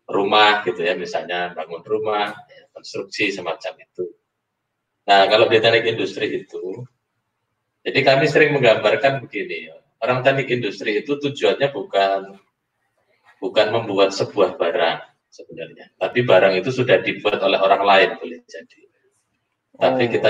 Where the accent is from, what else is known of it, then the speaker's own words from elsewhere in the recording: Surabaya, East Java, Indonesia; karena saya dari Surabaya yang panas.